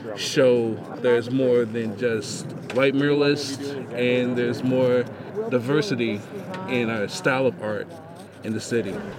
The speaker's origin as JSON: {"language": "English", "town": "Louisville", "region": "Kentucky", "country": "United States", "tie": "born or raised there", "said": "in Louisville, you know, this is my hometown"}